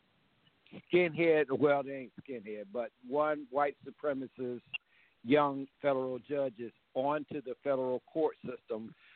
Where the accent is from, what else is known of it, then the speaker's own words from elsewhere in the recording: Chicago, Illinois, United States; I was raised in Wentworth Garden